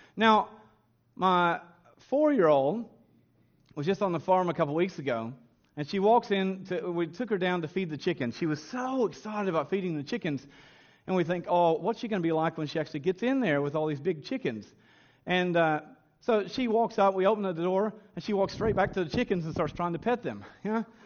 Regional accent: Kentucky, United States; growing up in Kentucky

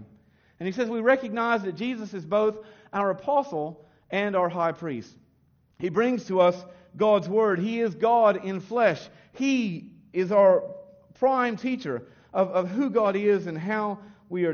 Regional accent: United States; moved away; when I was raised in America

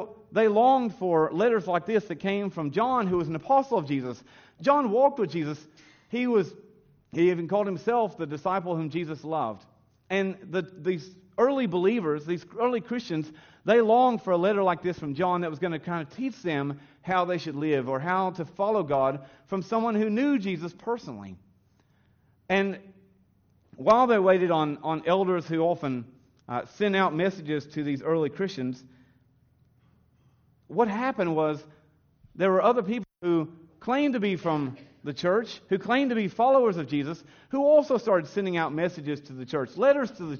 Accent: the South, United States; now in Australia; as I grew up in the South kind of tradition, the Bible Belt tradition of America.

